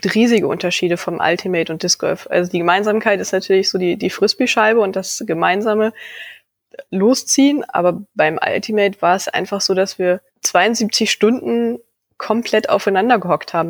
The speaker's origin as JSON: {"language": "German", "town": "Leer", "region": "Lower Saxony", "country": "Germany", "tie": "born or raised there", "also_born_or_lived": "Vechta", "said": "in meiner Heimatstadt Leer"}